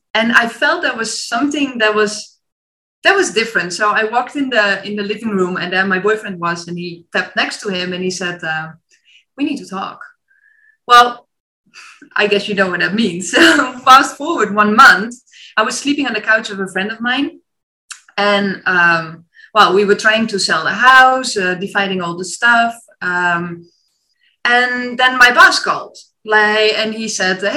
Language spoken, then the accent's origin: English; Netherlands; moved away as an adult; also born or lived in China / France; my mom was in the meantime sending all vacancies from the Netherlands, like, oh, here's a cool teaching job, there you can go teach, all close to my hometown of my parents